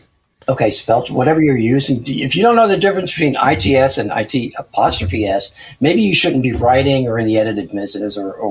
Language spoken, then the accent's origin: English; New Jersey, United States; And I'm from New Jersey. I trust no one.